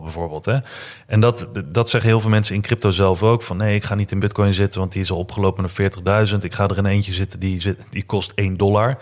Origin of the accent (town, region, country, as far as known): Netherlands